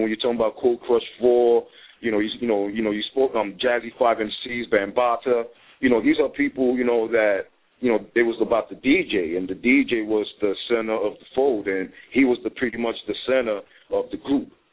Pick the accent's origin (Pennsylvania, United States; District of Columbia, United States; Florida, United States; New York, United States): New York, United States; New York City; I grew up in the part on um, High Bridge. It's like right up the block from the new Yankee